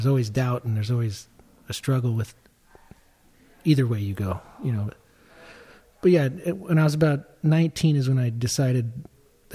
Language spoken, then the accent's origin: English; Agoura Hills, California, United States; born or raised there; also born or lived in Tarzana, San Fernando Valley